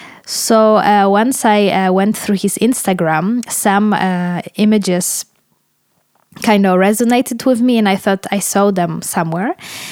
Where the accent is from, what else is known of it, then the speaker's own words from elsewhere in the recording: Ukraine; I am originally from Ukraine.